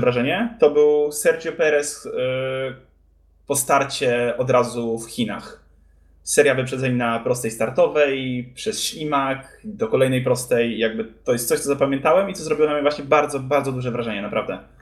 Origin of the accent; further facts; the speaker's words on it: Poland; jesteśmy z Polski